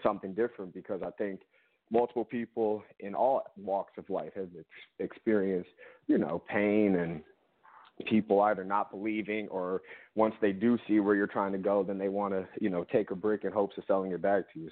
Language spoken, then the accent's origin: English; Detroit, Michigan, United States; now in New York, United States; I'm born and raised in Detroit, Michigan